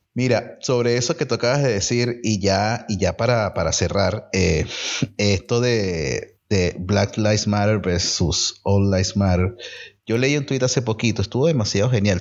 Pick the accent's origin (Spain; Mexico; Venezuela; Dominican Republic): Venezuela; moved away; nuestra idiosincrasia como venezolano